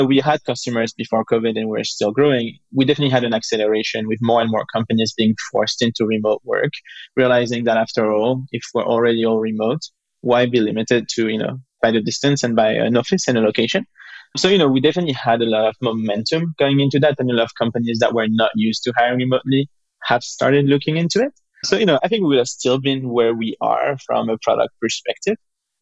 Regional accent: France; we're both from France

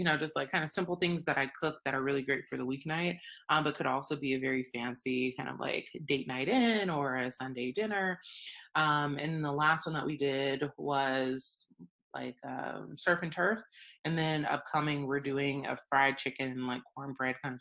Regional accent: Atlanta, Georgia, United States; my growing up in Atlanta

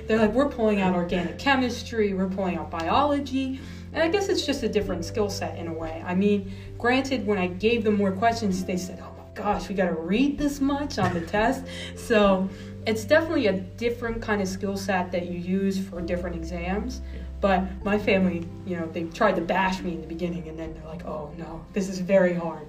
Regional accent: New Jersey, United States; also born or lived in New Hampshire; I'm originally from New Jersey.

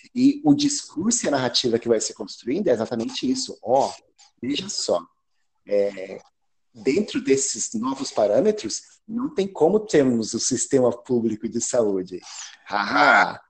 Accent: Brazil; moved away as an adult; now in England, United Kingdom; eu nasci aí no Brasil, estudei História na USP, na gloriosa turma de 98

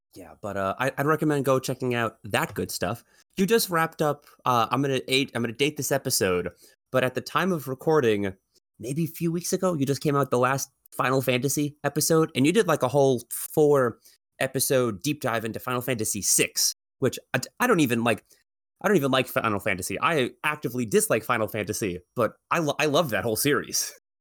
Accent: New York, United States; I'm from New York

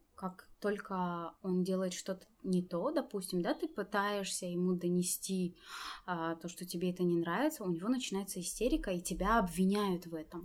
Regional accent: Tajikistan; Я таджичка. Я здесь родилась

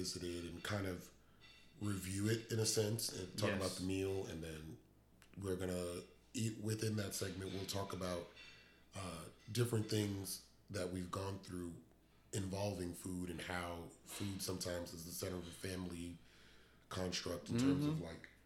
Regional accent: New York, United States; now in Dallas-Fort Worth, United States; we're both from New York

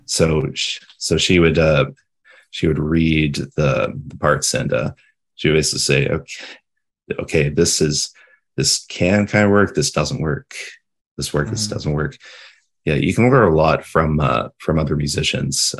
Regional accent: London, Ontario, Canada; I'm from I'm from the Ontario, London

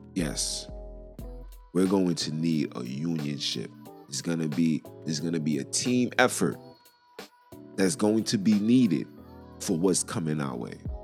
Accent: New York City, New York, United States; I'm from Brooklyn

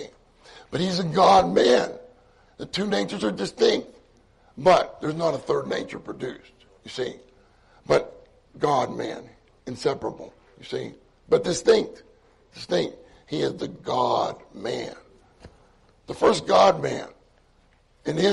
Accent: Pittsburgh, Pennsylvania, United States; moved away; also born or lived in Southern California; I grew up in Pittsburgh

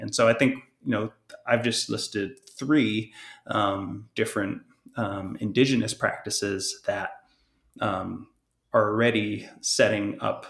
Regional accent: Hawaii, United States; I'm, as you mentioned in my introduction, I'm Native Hawaiian, Kanaka O'iwi, and in Native Hawaiian belief systems

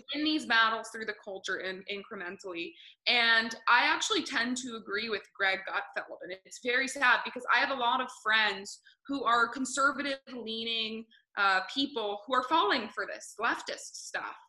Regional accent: Grantham, New Hampshire, United States; I grew up in New Hampshire, just north of where you are

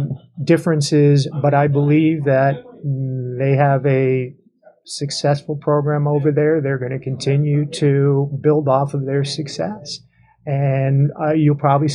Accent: Schuylkill County, Pennsylvania, United States; moved away as an adult; I'm from Schuylkill County

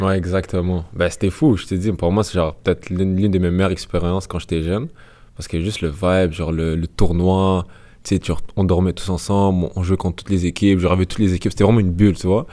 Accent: Canada; je suis né au Canada, j'ai vécu au Canada

